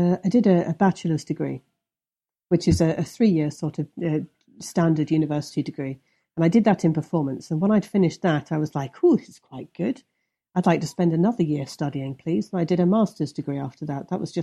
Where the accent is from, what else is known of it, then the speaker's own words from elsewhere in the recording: Midlands, United Kingdom; I'm not from London. I'm from the Midlands. So if you think about the centre of England and the two bits that stick out, one of which is Norfolk and the other is Wales, sort of in the centre, that's the bit I'm from.